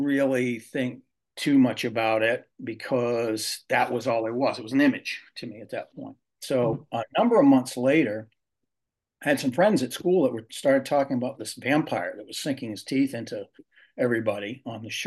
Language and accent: English; Glenburn, Maine, United States; moved away; I was born in Bangalore, long too many years ago, but I grew up in a small town called Glenburn, which is right outside of Bangor.